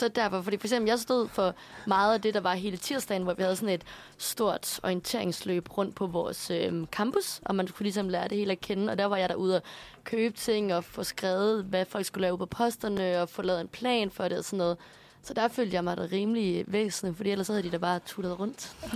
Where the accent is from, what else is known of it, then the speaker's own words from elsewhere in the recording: Aarhus, Central Denmark Region, Denmark; moved away; på mit gymnasium hjemme i Aarhus